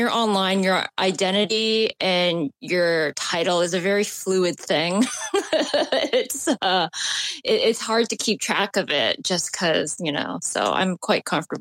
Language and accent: English; Canada; now in England, United Kingdom; I'm located right now in England, the UK, but I'm originally from Canada